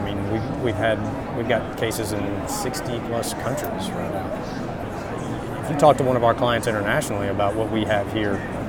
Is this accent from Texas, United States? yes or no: no; Northeast Arkansas, United States; I'm originally from Northeast Arkansas and grew up kind of in the country